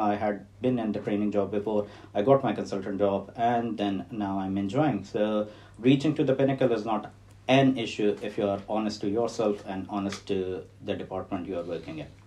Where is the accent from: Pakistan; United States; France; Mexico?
Pakistan; Lahore, Punjab; moved away as an adult; also born or lived in Wessex region, United Kingdom; now in Portsmouth, United Kingdom; I'm from Pakistan, from Lahore, and I came to UK in 2004.